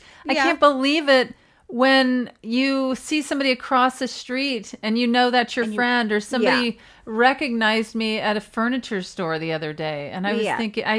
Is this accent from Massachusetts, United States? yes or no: no; Mississippi, United States; I'm from Mississippi.